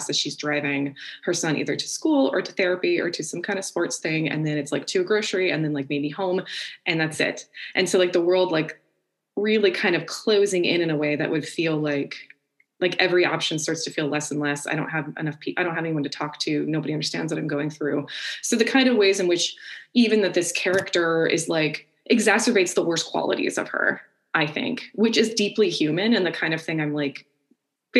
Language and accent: English; Orlando, Florida, United States; I'm from Orlando